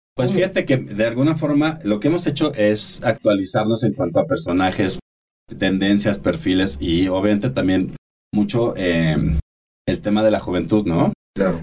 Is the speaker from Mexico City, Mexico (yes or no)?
yes; Mexico City, Mexico; orgullosamente, orgullosamente chilangos